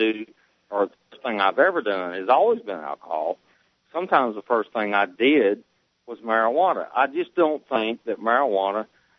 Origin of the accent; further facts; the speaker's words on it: United States; I grew up in America.